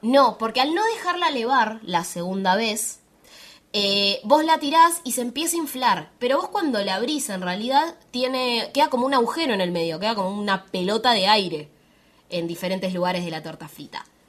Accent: Bariloche, Río Negro, Argentina; yo soy de Bariloche, soy de Patagonia, Argentina

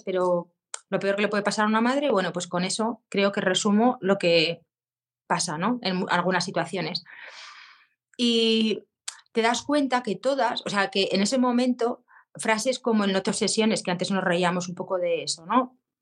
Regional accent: Zaragoza, Aragon, Spain; soy de Zaragoza

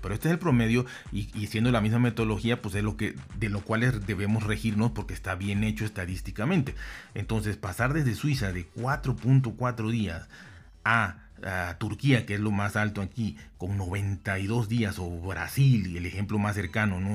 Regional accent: Mexico; yo soy de México

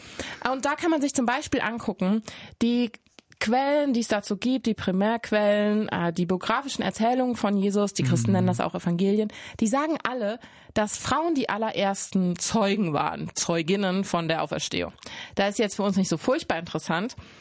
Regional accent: Cologne, North Rhine-Westphalia, Germany; ich komme aus Köln

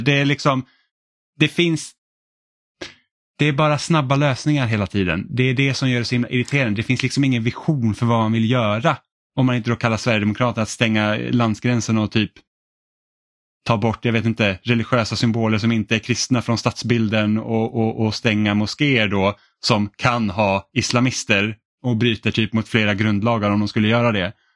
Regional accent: Finland; now in Sweden; jag är finsk

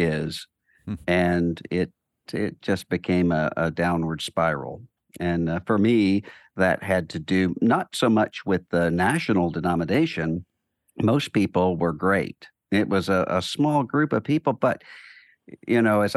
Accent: Biloxi, Mississippi, United States; I grew up in Biloxi, Mississippi, in a Southern Baptist church in a family

